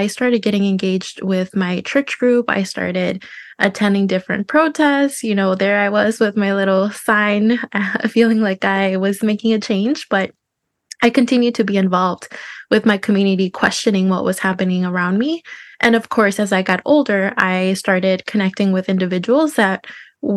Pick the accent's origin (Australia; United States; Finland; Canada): United States; Minnesota; also born or lived in Zacatecas, Mexico; Minnesota has been my home since age two. So I've been here all my life